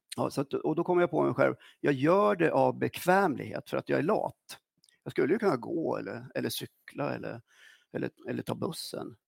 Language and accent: Swedish; Östersund, Jämtland, Sweden; also born or lived in Norrbotten; jag var ja. sju år när jag kom till Östersund